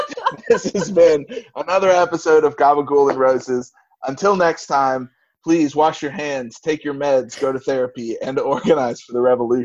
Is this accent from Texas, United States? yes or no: no; Somerset, Kentucky, United States; my town in Bumfuck, Kentucky, my hometown.